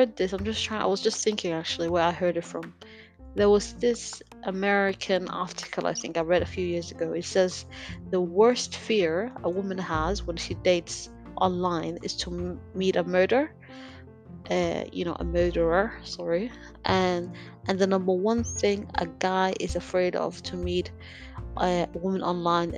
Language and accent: English; Denmark; I'm gonna spoil where I'm from. I grew up in Denmark